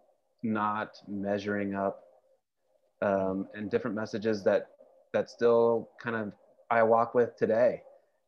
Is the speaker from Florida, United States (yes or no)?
no; Fresno, California, United States; now in Portland, United States; I grew up in Fresno, California